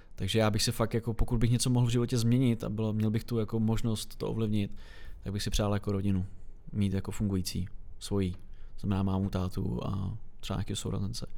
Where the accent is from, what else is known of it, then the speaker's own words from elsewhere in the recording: Czechia; jako Češi